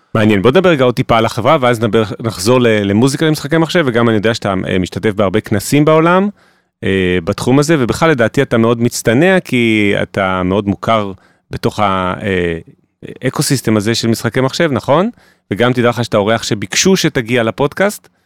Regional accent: Jerusalem, Jerusalem District, Israel; ששנינו מכירים כירושלמים, אה, מיתולוגיים בעצמנו

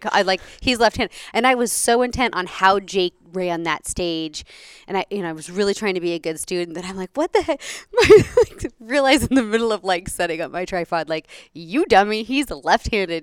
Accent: Oregon, United States; moved away as an adult; I was raised in Oregon

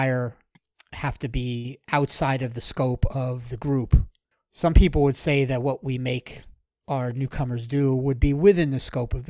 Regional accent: South Florida, United States; I grew up down here in South Florida, and I've been a Hurricanes fan my whole life

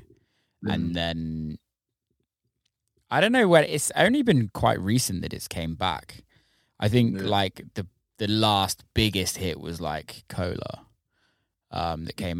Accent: near Bristol, South West England, United Kingdom; I grew up in near Bristol area, so a lot for me was drum and bass

